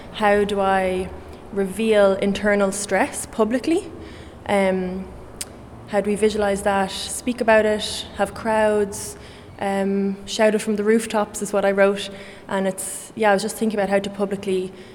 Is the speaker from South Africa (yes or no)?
no; Kilkenny, Leinster, Ireland; I'm an artist from Kilkenny